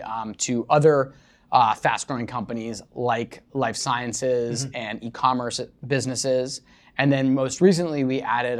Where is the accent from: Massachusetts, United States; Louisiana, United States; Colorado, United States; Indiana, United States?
Massachusetts, United States; Wellesley; moved away as an adult; also born or lived in California; I'm originally from Boston.